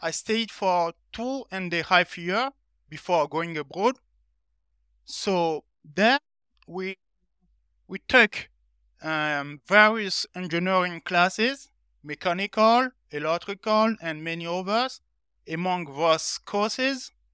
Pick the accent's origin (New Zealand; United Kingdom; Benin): Benin; moved away as an adult; now in France; I'm from Benin, a small country next to Nigeria in West Africa. So, I'm currently in France since, uh, twenty fifteen.